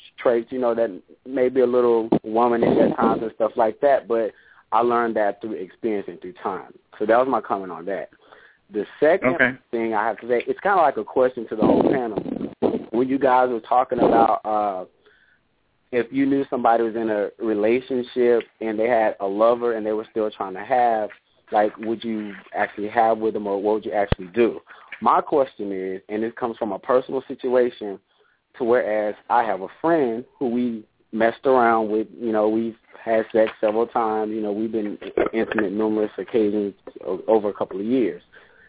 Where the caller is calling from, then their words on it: Houston, Texas, United States; also born or lived in a rural town; I'm calling from Houston, Texas.